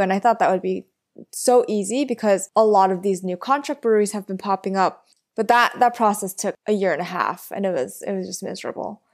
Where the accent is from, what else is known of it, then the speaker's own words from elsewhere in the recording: New York City, New York, United States; I grew up in Flushing, Queens